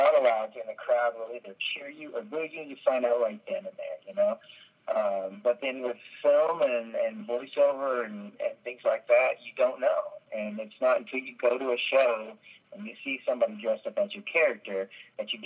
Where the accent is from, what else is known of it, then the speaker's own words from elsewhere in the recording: Texas, United States; I grew up in Texas